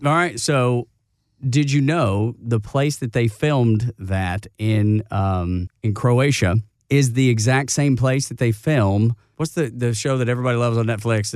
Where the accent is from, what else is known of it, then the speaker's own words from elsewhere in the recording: Dalton, Georgia, United States; my hometown of Dalton, Georgia.